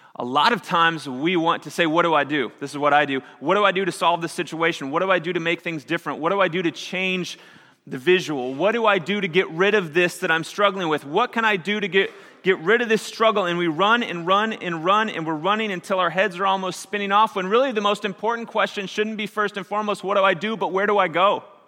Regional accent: Missouri, United States; moved away; I grew up in Missouri, and we had a lot of tornadoes.

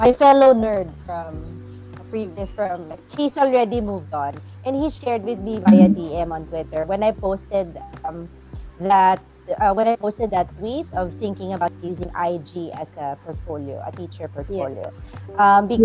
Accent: Philippines; English is a second language; I am Filipino

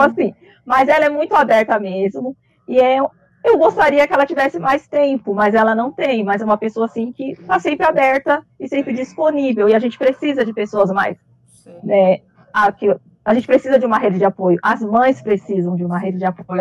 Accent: Brazil; eu sou brasileira

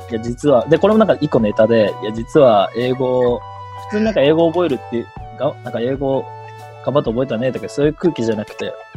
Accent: Tokyo, Japan; 僕は東京の葛飾区出身で

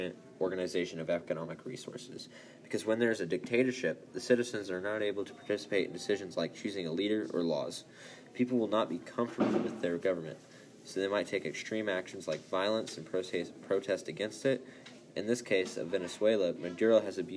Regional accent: United States; my home country

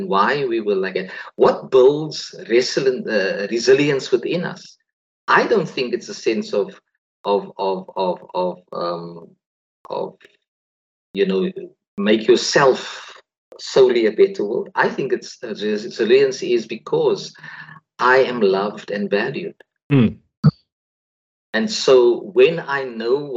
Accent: South Africa; We were raised in South Africa where we were told we couldn't coexist simply because the color of our skins do not match the other

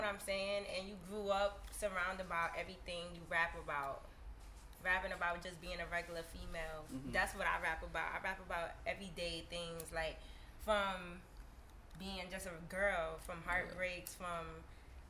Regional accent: New York City, New York, United States; I'm from Brooklyn, Bed-Stuy, Brooklyn, New York

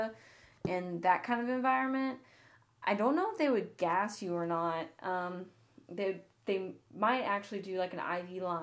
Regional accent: the South, United States; we are Southern here

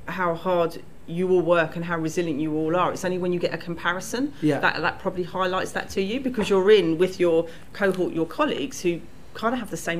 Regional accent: London, United Kingdom; I grew up in South London.

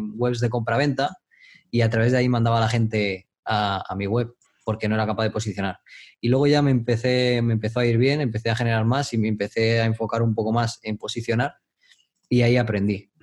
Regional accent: Madrid, Community of Madrid, Spain; moved away as an adult; also born or lived in Dominican Republic; soy de Madrid, España. Mm, em, viví en el extranjero, en República Dominicana, muchos años.

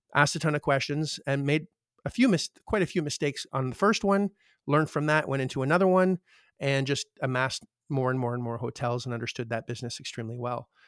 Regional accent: Canada; I'm Canadian

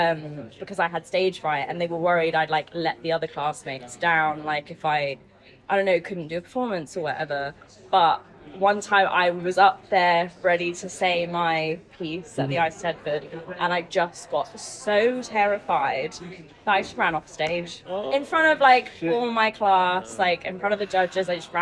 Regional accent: Jersey; because I'm from Jersey, and so there's this thing called the Eisteddfod

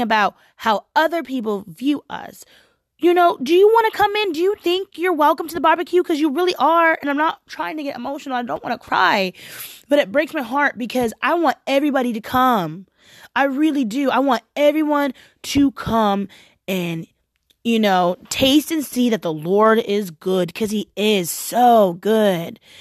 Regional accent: Portland, United States; I'm from Portland

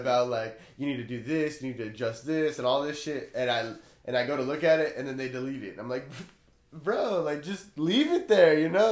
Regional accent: Blythe, California, United States; moved away as an adult; I grew up in Blythe, so I grew up in a small town

